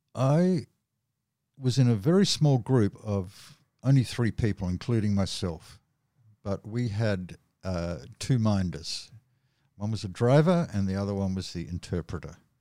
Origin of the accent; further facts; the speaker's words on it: Australia; From Australia